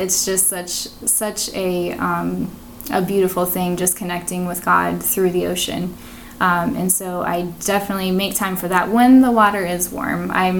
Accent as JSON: {"language": "English", "region": "Massachusetts", "country": "United States", "tie": "born or raised there", "also_born_or_lived": "New Hampshire", "said": "Like, I grew up in Massachusetts and New Hampshire, but you come down here and it's just you adjust to the Florida weather and it's just like no more."}